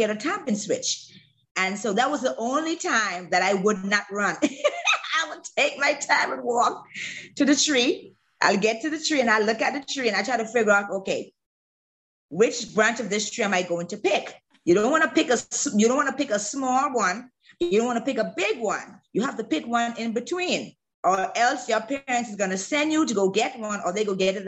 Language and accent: English; Bahamas; moved away as an adult; also born or lived in Alabama; I had a really great time growing up in the Bahamas as a kid.